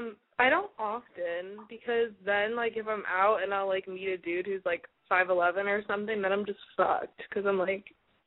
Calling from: Los Angeles, California, United States; I'm calling from the LA area.

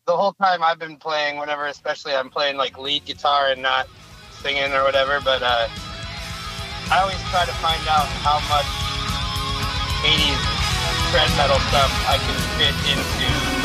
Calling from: Utah, United States; I'm probably like 10 miles south of Ogden.

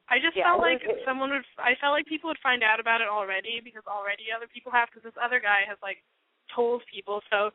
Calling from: Albuquerque, New Mexico, United States; I'm calling from Albuquerque

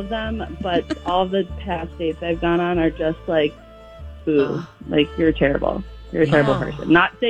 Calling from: Milwaukee, Wisconsin, United States; I'm calling from Milwaukee.

